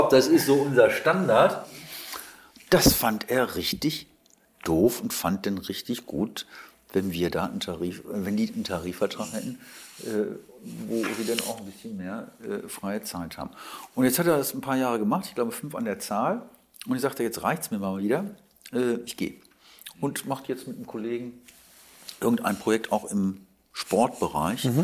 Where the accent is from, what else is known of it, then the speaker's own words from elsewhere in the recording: Wuppertal, North Rhine-Westphalia, Germany; Und er wollte in einer Agentur arbeiten in meiner Heimatstadt Wuppertal, ist ein Kleinod von Agenturen.